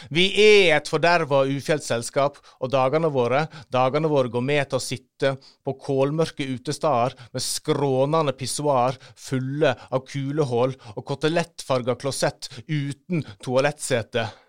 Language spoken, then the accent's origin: Norwegian; Førde, Vestland, Norway; moved away; hjemme i Førde